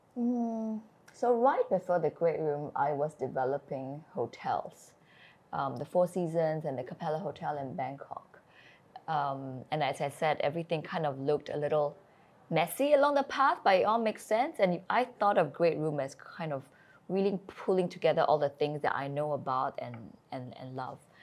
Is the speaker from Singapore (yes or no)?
yes; Singapore; moved away; also born or lived in Shropshire, England / China; I am born and I grew up in Singapore